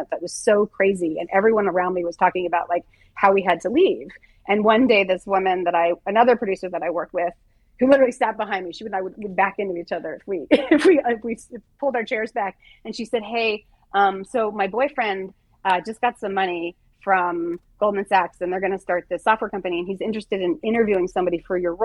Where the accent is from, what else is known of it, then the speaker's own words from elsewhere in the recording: Southern California, United States; moved away as an adult; also born or lived in New York / San Francisco; a girl who was born and raised in Southern California